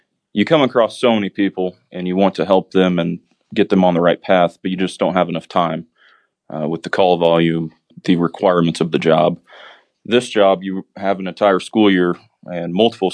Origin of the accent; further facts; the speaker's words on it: Ellettsville, Indiana, United States; I was born and raised in Ellisville.